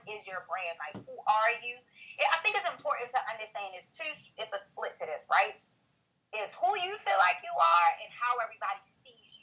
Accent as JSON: {"language": "English", "town": "Baltimore", "region": "Maryland", "country": "United States", "said": "I'm really from Baltimore side"}